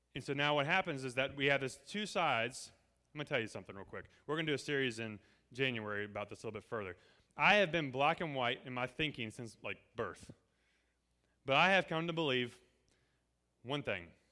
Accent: Appalachia, United States; we're Appalachian here

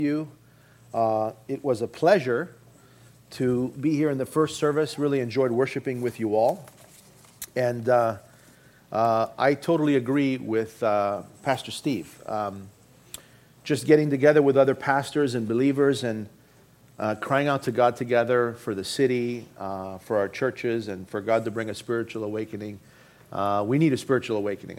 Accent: Toronto, Ontario, Canada; moved away; also born or lived in Boston; I grew up in Toronto, Canada.

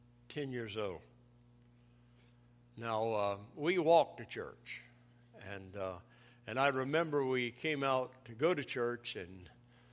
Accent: East Tennessee, United States; I grew up in the mountains of East Tennessee

